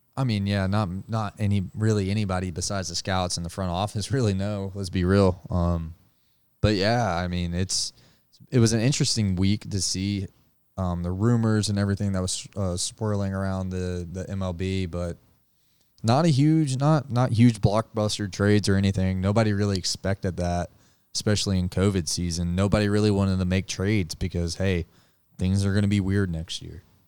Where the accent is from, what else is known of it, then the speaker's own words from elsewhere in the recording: Georgia, United States; I'm from Georgia